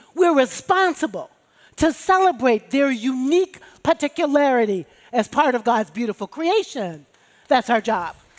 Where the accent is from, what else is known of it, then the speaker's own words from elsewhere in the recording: Chicago, Illinois, United States; as a black chick growing up in Chicago with Baptist parents